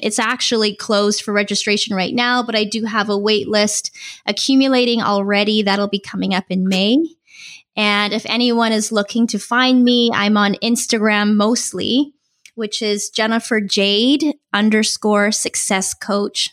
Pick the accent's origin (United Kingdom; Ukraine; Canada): Canada; Vancouver Island, British Columbia; moved away as an adult; now in San Diego, United States; This is where I feel completely at home, uh, even though I'm originally from Vancouver Island in Canada